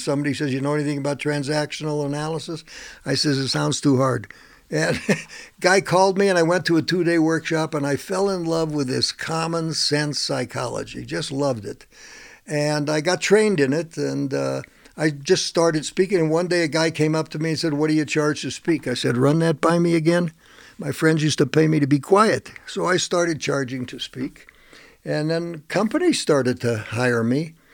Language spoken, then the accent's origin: English; Denver, Colorado, United States; I was born in Denver. I lived in a neighborhood that was predominantly, when I was born there, predominantly Hispanic. And my dad died when I was 12, and I lived in a children's home